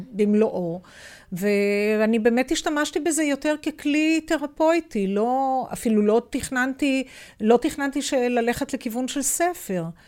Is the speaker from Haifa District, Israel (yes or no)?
yes; Haifa, Haifa District, Israel; אבל אנחנו הילדים גדלנו כולנו בתוך השכונה הזאת